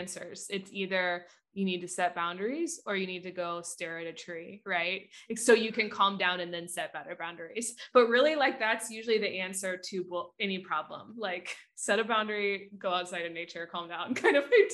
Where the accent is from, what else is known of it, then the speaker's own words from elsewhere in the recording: Midwest, United States; I grew up in the Midwest